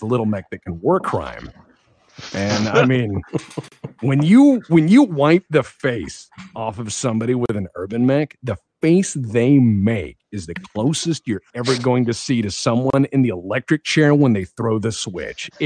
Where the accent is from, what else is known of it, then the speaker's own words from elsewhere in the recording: Texas, United States; I was an awkward kid growing up in Texas.